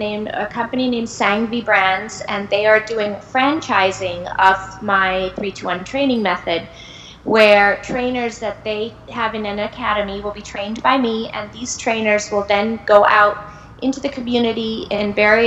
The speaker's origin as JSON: {"language": "English", "country": "India", "said": "You know, I'm from India, and Indian genes, and I have in my family diabetes and hypertension"}